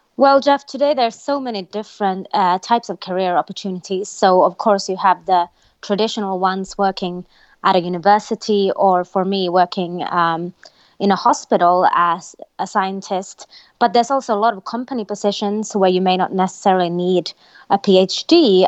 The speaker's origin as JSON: {"language": "English", "country": "Finland", "tie": "born or raised there", "moved": "as an adult", "said": "I was born in Finland, uh, a country in North Europe, but I've also lived, um, throughout my career all over the world"}